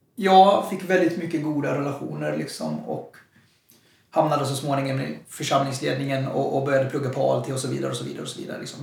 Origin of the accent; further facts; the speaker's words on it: Jönköping, Jönköping County, Sweden; also born or lived in Stockholm; jag är född i Stockholm och flyttade till Jönköping. Jag var väldigt ung, så jag, jag är Jönköpingsbo in i märg och ben